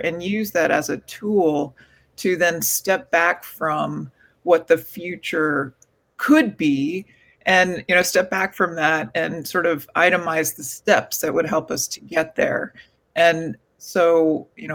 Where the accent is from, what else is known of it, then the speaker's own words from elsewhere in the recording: Gulf Coast of Florida, United States; I fortunately had the privilege of growing up on the Gulf Coast of Florida